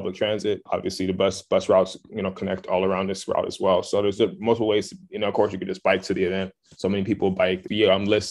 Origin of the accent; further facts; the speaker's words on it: Los Angeles, California, United States; I'm born and raised in Los Angeles